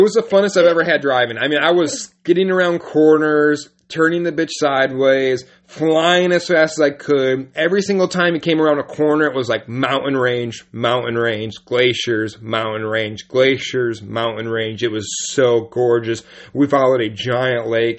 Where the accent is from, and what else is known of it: United States